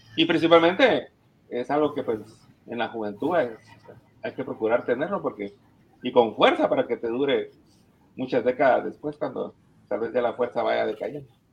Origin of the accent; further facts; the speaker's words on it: Guatemala; nosotros venimos de Guatemala